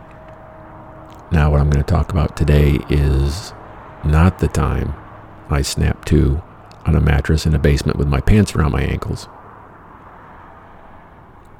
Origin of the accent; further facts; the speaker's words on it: Michigan, United States; I'm from Michigan